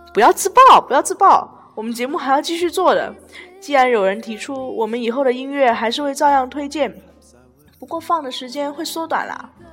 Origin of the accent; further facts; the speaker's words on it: Guangzhou, Guangdong, China; 我是来自越狱的